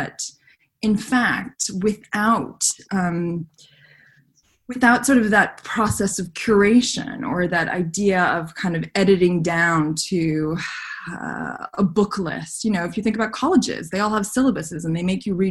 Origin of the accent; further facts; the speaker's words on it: Montreal, Quebec, Canada; When I was a teenager, growing up in Canada and growing up in Montreal